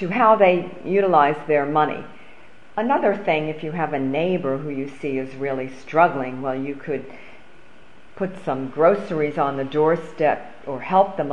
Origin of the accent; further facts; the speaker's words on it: Long Island, New York, United States; I grew up on Long Island.